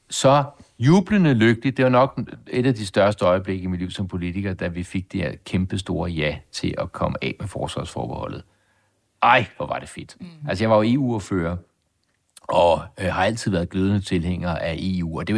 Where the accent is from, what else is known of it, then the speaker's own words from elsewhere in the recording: Denmark; jeg er dansker, og jeg er stolt af at være dansker.